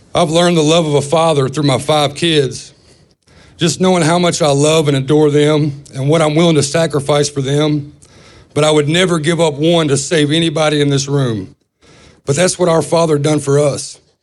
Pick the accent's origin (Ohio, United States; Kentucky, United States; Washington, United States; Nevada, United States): Kentucky, United States; Owensboro; I'm from Owensboro, Kentucky